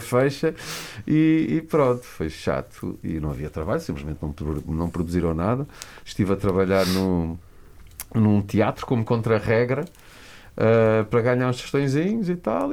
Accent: Lisbon, Portugal; Eu era só mais um rapaz que vivia em Lisboa, cresci, eh, nasci em Lisboa

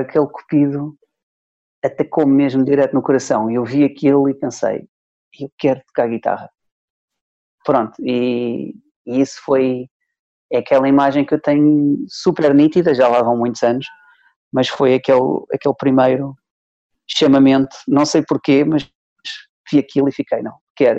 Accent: Trás-os-Montes, Norte, Portugal; also born or lived in Soeira; now in Lisbon, Portugal; estava de férias lá na, na minha terra, em Trás-os-Montes

